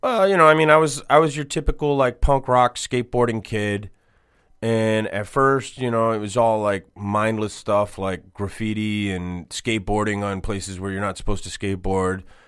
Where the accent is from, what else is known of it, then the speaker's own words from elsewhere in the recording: Boston, Massachusetts, United States; I grew up in Boston.